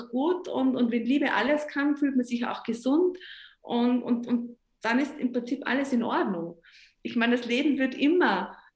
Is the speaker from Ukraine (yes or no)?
no; Tyrol, Austria; äh, ich habe so schöne Swarovski-Sterne ähm, bei mir zu Hause als Tirolerin.